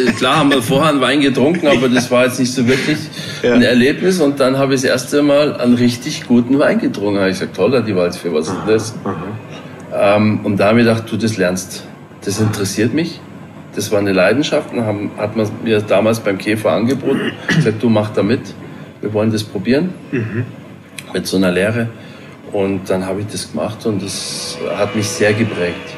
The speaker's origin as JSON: {"language": "German", "area": "Chiemgau", "region": "Bavaria", "country": "Germany", "tie": "born or raised there", "said": "ich bin auf dem Bauernhof groß geworden. Mhm. Am Wochenende bei meinen Großeltern, wir hatten einen Bauernhof im Chiemgau"}